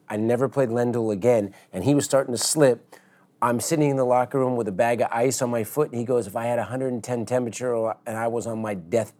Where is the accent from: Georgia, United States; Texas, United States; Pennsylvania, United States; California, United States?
California, United States; San Francisco; San Francisco, even though it wasn't a huge tournament, but it was my hometown tournament